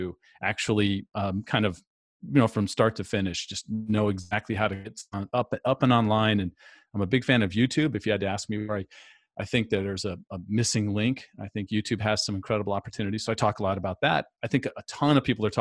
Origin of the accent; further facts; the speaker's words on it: San Diego, California, United States; moved away as an adult; also born or lived in Phoenix; I come from San Diego, but relocated to Phoenix for an opportunity